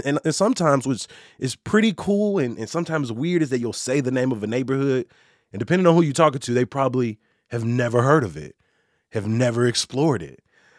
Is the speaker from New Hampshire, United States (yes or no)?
no; Chicago, Illinois, United States; If I grew up in Gresham, Lakeview felt like the complete opposite side of town, because I used to just think of it as where the Cubs play.